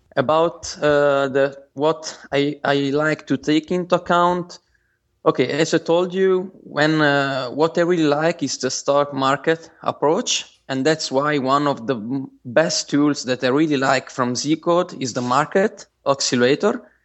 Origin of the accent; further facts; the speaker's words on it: Bari, Apulia, Italy; I'm from Italy. And, uh, in particular, I came from, I come from Bari. It's a Uh, it's a city in the south of Italy